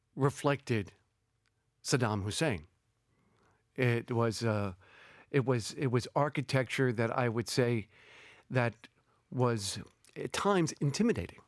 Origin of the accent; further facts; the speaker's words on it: New York City, New York, United States; moved away as an adult; also born or lived in Berlin / Paris / Amman / Baghdad; I grew up in New York City